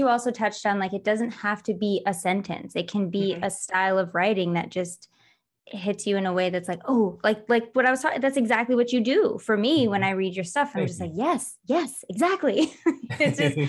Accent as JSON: {"language": "English", "region": "Michigan", "country": "United States", "tie": "born or raised there", "also_born_or_lived": "Los Angeles, United States", "moved": "yes", "said": "I grew up in Michigan, but I lived in LA for like 12 years"}